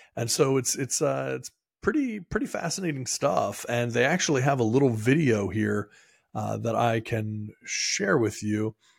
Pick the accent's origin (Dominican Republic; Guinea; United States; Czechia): United States; Maryland; moved away; I am from Maryland originally